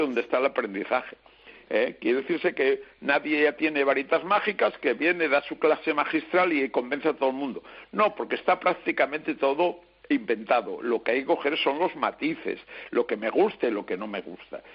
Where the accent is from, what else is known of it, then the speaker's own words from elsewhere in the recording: Spain; Somos españoles